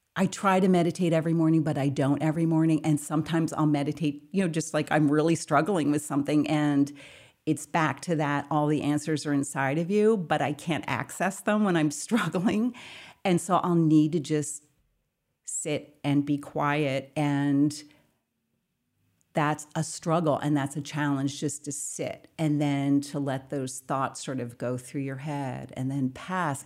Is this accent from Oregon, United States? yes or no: no; Bucks County, Pennsylvania, United States; I grew up in Bucks County, Pennsylvania, um, on a farm